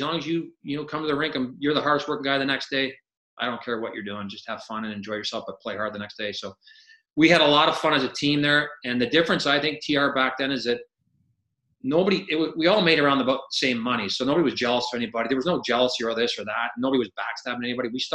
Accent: Barrie, Ontario, Canada; moved away; I'm not from a small town, but I'm from Barrie. And when I left Barrie, it was like 27,000 people.

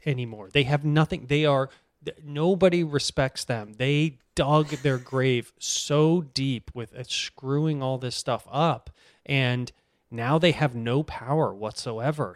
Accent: Boston, Massachusetts, United States; I'm from Boston.

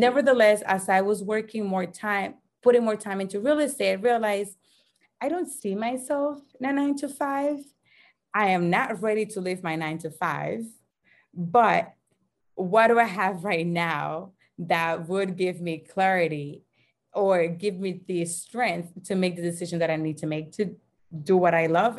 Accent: Dominican Republic; moved away as an adult; also born or lived in Dorchester, Boston, United States; now in United States; I'm originally from the Dominican Republic, born and raised

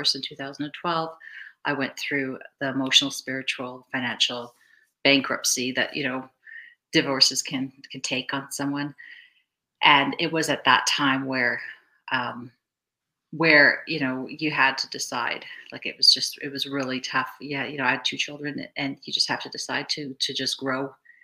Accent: Vancouver, British Columbia, Canada; also born or lived in Cape Town, South Africa; I grew up in Vancouver, British Columbia, but I was originally born in Cape Town, South Africa.

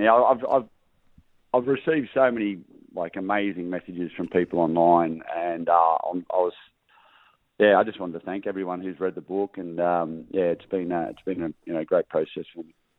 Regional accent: Gold Coast, Queensland, Australia; I grew up on the Gold Coast

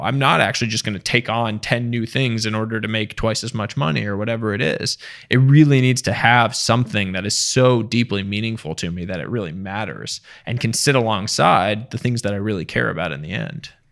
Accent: small town outside Boston, Massachusetts, United States; also born or lived in India; now in Westchester, United States; middle class, uh, small town outside Boston

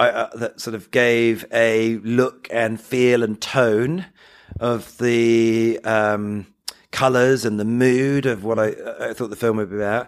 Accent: England, United Kingdom; as an English person

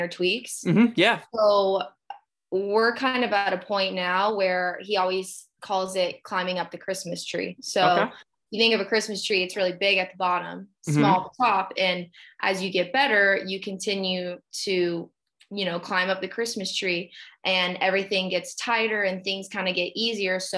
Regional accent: Dayton, Ohio, United States; I'm from Dayton, Ohio, which is, obviously it's like Southwest Ohio

